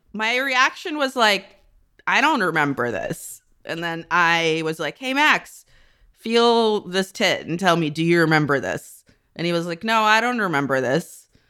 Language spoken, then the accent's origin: English; near Chernobyl, Kyiv Oblast, Ukraine; moved away; also born or lived in North America; I grew up near Chernobyl.